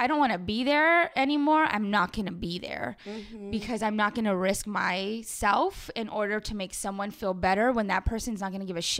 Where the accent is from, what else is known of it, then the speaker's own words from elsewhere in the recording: Los Angeles, California, United States; I grew up in Pacoima. Like, I grew up in Chicano culture.